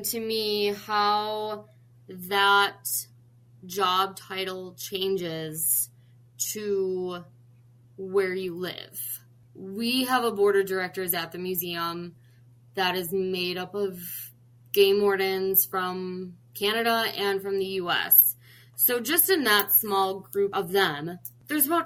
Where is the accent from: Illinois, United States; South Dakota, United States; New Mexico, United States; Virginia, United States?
Illinois, United States; Chicago; moved away as an adult; now in North Dakota, United States; I'm originally from Chicago